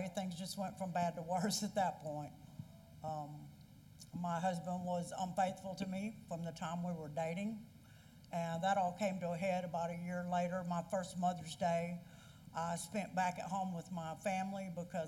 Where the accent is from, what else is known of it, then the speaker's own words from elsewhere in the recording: Van Zandt County, Texas, United States; I was raised in Corinth Baptist Church up in Van Zandt County. My family's been going to that church since it was started.